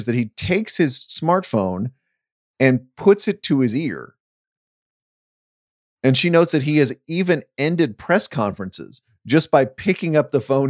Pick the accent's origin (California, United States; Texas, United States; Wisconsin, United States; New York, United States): Texas, United States; Dallas; when I was growing up in Dallas-Fort Worth